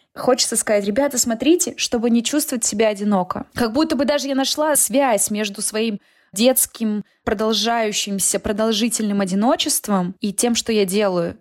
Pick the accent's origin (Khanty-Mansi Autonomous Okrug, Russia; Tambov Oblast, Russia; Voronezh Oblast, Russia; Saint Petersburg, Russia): Khanty-Mansi Autonomous Okrug, Russia; Nizhnevartovsk; moved away as an adult; also born or lived in Omsk; now in Moscow, Russia; я из Нижневартовска, это очень маленький город